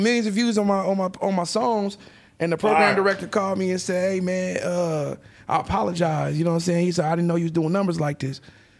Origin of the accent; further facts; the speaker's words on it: Topeka, Kansas, United States; I'm from the Midwest. I'm talking about Kansas.